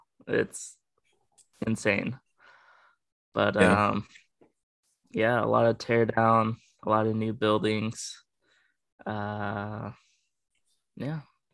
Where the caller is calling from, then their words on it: Grants Pass, Oregon, United States; I'm coming live from Oregon.